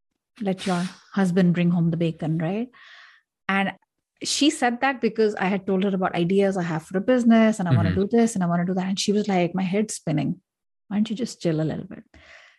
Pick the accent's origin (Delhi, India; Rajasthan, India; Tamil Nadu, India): Delhi, India; I come from Delhi, and then you have big cities, and then you have rural culture, urban culture, etc. I come from a part of India where it's pretty modern.